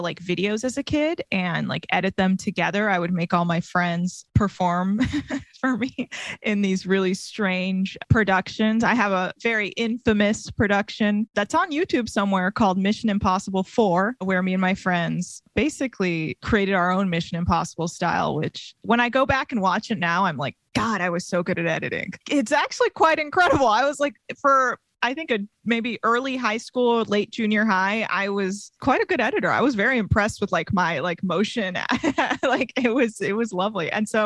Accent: Bay Area, California, United States; Grew up actually in the Bay Area, kind of near you

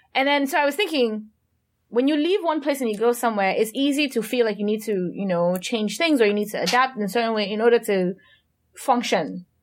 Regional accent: Cameroon; moved away; I'm trying to go back to how I used to talk before I left Cameroon.

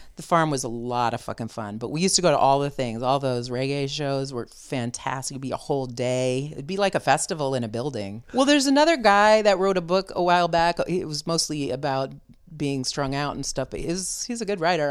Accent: San Francisco, California, United States; moved away as an adult; also born or lived in Vermont / Richmond, California; now in Oakland, United States; I still claim being from San Francisco

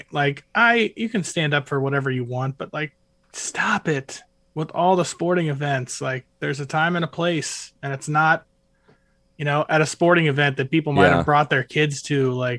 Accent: Cincinnati, Ohio, United States; This is Cincinnati.

